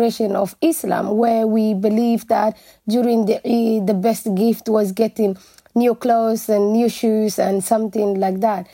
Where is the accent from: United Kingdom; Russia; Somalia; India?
Somalia; Mogadishu, Banaadir; moved away as an adult; also born or lived in Dublin, Ireland; now in Ireland; I was born actually in Mogadishu, and because during the war, we just went and lived outside Mogadishu.